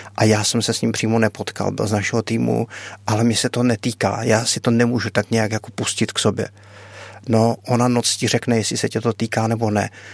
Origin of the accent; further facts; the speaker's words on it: Czechia; jsem humanitární pracovník z Česka